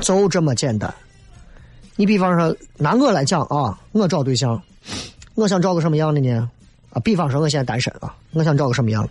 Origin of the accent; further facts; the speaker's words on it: China; 作为中国人来讲，我就觉得没有又危及一时